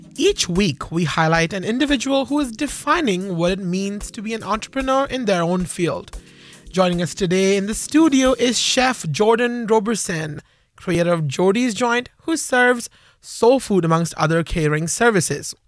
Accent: India; moved away; I grew up in India

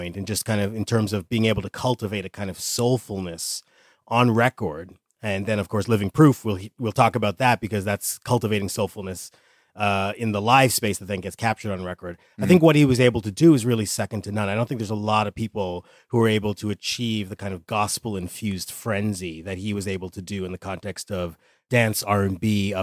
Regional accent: Canada; moved away as an adult; also born or lived in New York; I grew up in Canada, moved to New York

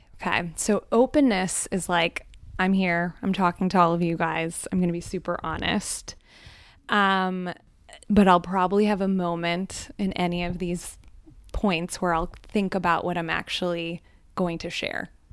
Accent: Scranton, Pennsylvania, United States; first language Gujarati; moved away as an adult; also born or lived in New York City; I grew up in Northeast Pennsylvania in Scranton

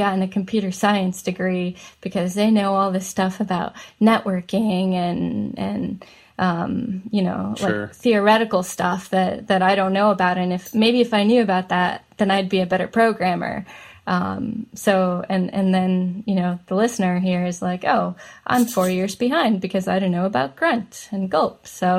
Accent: India; I'm Indian, so of course I was going to be a doctor.

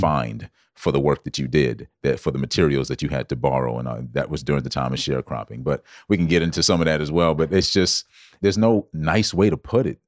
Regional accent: Georgetown, South Carolina, United States; I grew up in South Carolina. Born and raised, of course, Georgetown, South Carolina, to be exact.

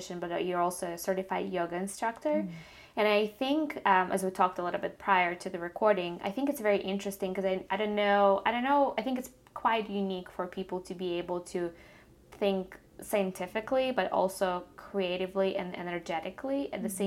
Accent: Ukraine; moved away; I grew up in Ukraine

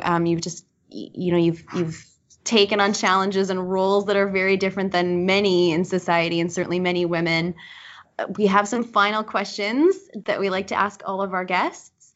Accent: Manitoba, Canada; as a born and raised Manitoban

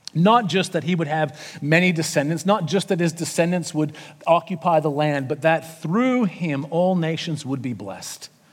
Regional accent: Canada; moved away as an adult; now in Sydney, Australia; I'm from Canada, not America

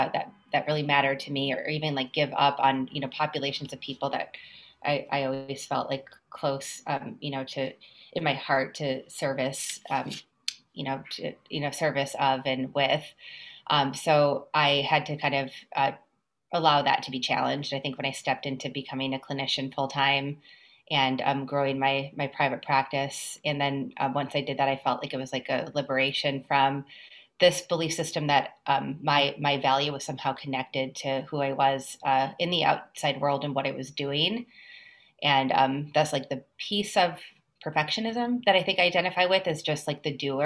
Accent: Minnesota, United States; moved away as an adult; now in New York, United States; I came to New York from Minnesota to go to graduate school at Columbia.

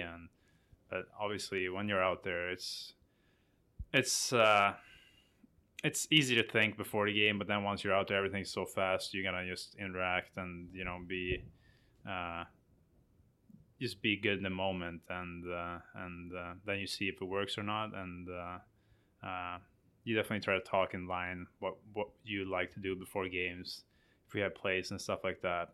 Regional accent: Sweden; moved away as an adult; my hometown team were in the Swedish final

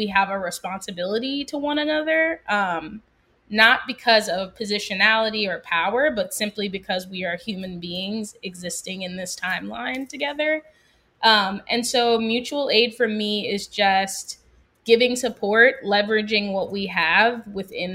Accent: Philadelphia, Pennsylvania, United States; moved away as an adult; now in New Orleans, United States; I'm from Philadelphia originally

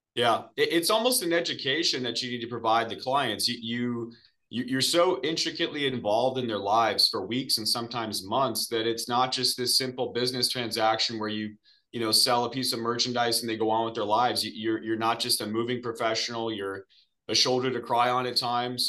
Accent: Arizona, United States; I am from Arizona, originally born and raised here, which is pretty rare.

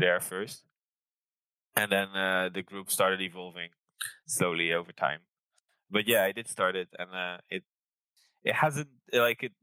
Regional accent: near Rotterdam, South Holland, Netherlands; also born or lived in Lancaster, United Kingdom; now in Amsterdam, Netherlands; I grew up near Rotterdam

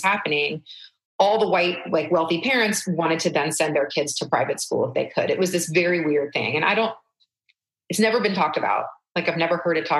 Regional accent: Atlanta, Georgia, United States; also born or lived in Canada; I grew up very, very sheltered, very, very, in suburban Atlanta

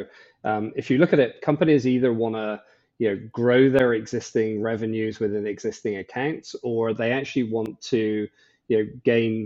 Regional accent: Bristol, South West England, United Kingdom; moved away as an adult; also born or lived in Ireland; now in Bahamas; So originally from Bristol in the UK, which is a lovely place.

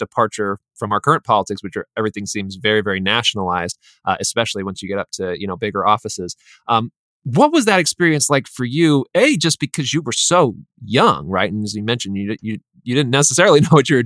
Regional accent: Highlands Ranch, Colorado, United States; I grew up in Colorado as well, in Highlands Ranch, so not super far away. I spent 10 years there

